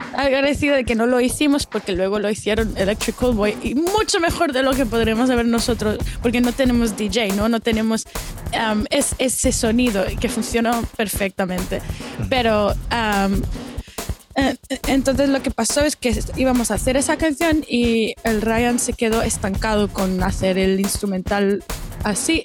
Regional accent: Barcelona, Catalonia, Spain; now in Melbourne, Australia; nací aquí en Melbourne, pero cuando tenía siete, mis padres y yo y mi hermano nos mudamos a, Barcelona, um, en España

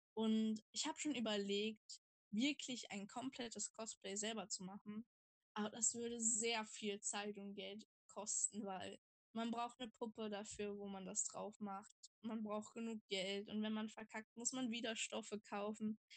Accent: Saxony-Anhalt, Germany; ich komme aus Sachsen-Anhalt

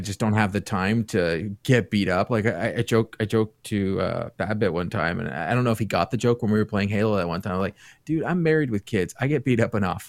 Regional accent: Toronto area, Ontario, Canada; I grew up in the Toronto area.

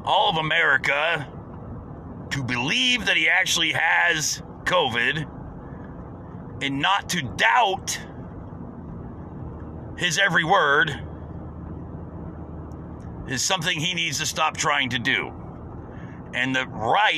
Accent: United States; As an American

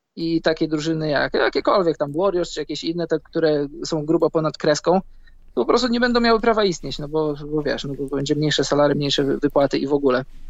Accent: Poland; moved away; Ja jestem z Polski, mieszkam za granicą

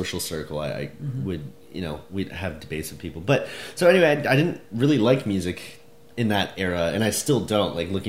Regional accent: Edmonton, Alberta, Canada; When I was growing up in Alberta

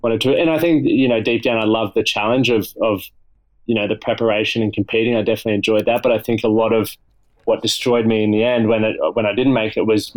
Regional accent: Toowoomba, Queensland, Australia; also born or lived in France; then I went back to my hometown, Toowoomba

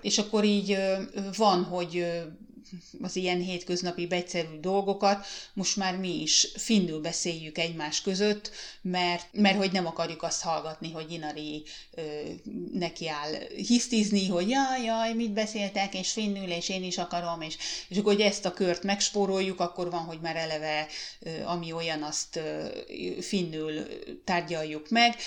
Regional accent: Hungary; moved away as an adult; now in Finland; nem tudtunk hazamenni Magyarországra

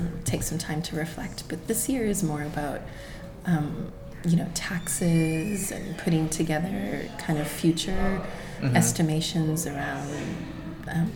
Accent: Texas, United States; moved away; So I'm Mexican. I come from Texas, and my great grandmother, Carmen, she came from Mexico

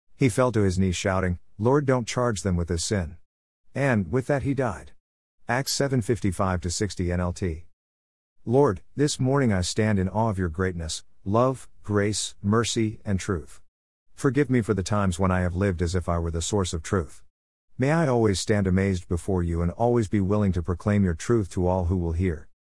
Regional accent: Southern California, United States; now in Texas, United States; I grew up in Southern California in the land of smoggy skies and city lights.

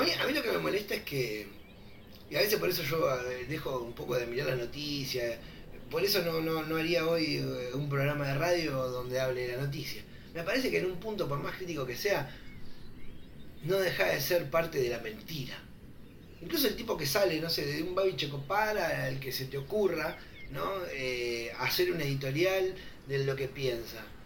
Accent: Santa Fe, Argentina; soy de Santa Fe

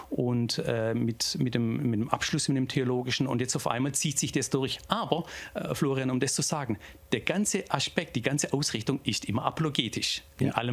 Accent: Tübingen, Baden-Württemberg, Germany; also born or lived in Reutlingen; Ich bin in Reutlingen geboren. Ich äh, komme aus der Gegend um Tübingen und... Ähm also so richtig keltischer Alemanne eigentlich, äh, sind wir da draußen

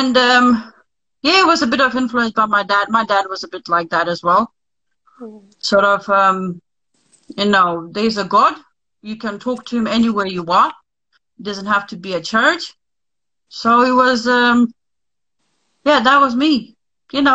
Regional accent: Lithuania; moved away; I was born in Lithuania. I'm sort of half Russian, half Lithuanian

